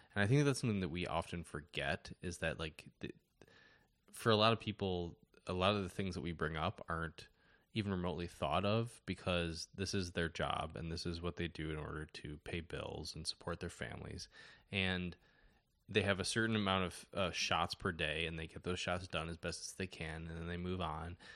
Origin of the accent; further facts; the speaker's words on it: Detroit, Michigan, United States; moved away as an adult; also born or lived in Chicago; I grew up in Detroit and, um, th, sorry, the Detroit area, and moved to Chicago for school